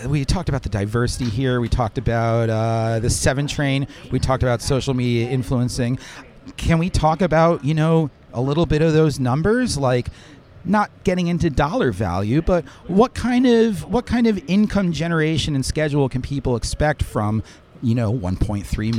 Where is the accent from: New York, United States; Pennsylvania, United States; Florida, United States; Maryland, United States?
New York, United States; Westchester; now in Manhattan, New York, United States; I'm from Westchester, but I've now lived in Manhattan for 20 years.